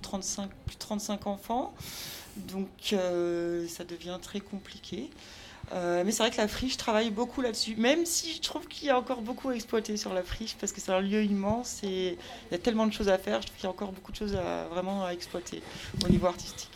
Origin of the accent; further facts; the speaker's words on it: Brittany, France; now in Marseille, France; je suis bretonne à la base